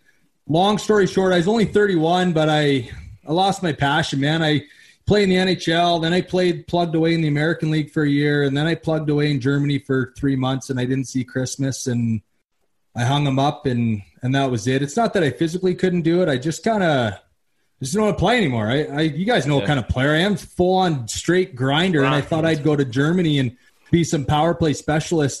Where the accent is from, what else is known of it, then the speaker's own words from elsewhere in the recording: Surrey, British Columbia, Canada; also born or lived in Red Deer, Alberta; now in Sylvan Lake, Canada; I'm originally from Surrey, BC